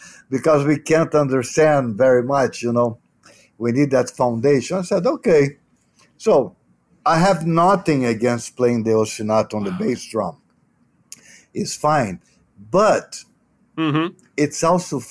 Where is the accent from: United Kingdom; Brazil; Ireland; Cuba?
Brazil; Rio de Janeiro; I'm from Rio